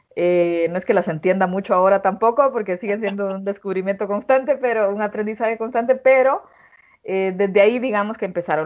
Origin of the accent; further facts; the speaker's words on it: Honduras; en una cultura como la, como la mía, como la hondureña